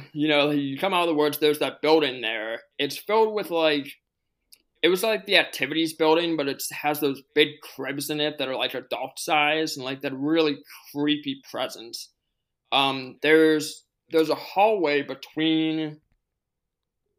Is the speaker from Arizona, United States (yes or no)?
no; Pittsburgh, Pennsylvania, United States; my hometown is Pittsburgh